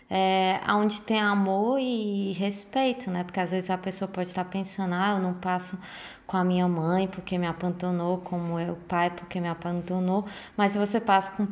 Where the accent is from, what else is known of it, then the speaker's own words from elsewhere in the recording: Brazil; moved away as an adult; now in Italy; anos de Brasil e 3 de Itália